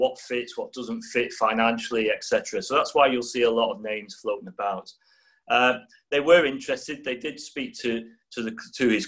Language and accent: English; just outside Liverpool, North West England, United Kingdom; I was born just outside Liverpool